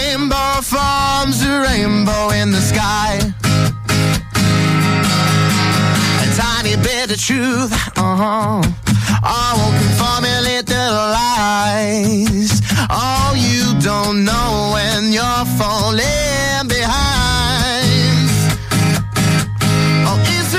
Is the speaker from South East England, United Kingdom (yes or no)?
yes; Southampton, South East England, United Kingdom; Southampton is my hometown